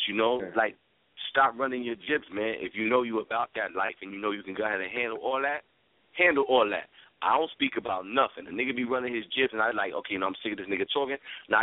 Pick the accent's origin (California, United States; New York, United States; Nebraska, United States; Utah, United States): New York, United States; New York City; now in Florida, United States; I'm born and raised in the South Bronx. 165th Caldwell, 2 train prospect